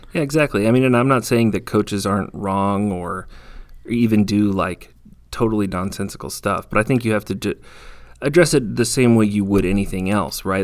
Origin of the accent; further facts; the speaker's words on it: California, United States; moved away; I'm from California